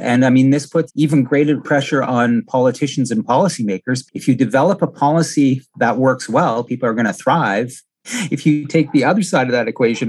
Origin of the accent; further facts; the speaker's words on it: Northern Ontario, Canada; moved away; also born or lived in Winnipeg; I grew up in Northern Ontario